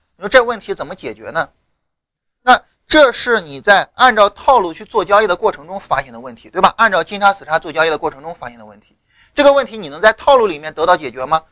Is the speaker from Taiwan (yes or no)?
no; China; 我们中国人